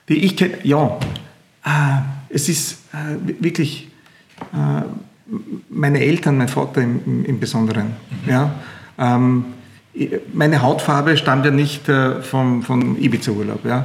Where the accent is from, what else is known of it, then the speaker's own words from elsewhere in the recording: Leskovac, Central Serbia, Serbia; ich komme aus Zentralserbien unten, Leskovac, Skrdelica, direkt auf der Autobahn nach Griechenland. Also alle, die, die, mit dem Auto nach Griechenland fahren, damit kennen unser Dorf.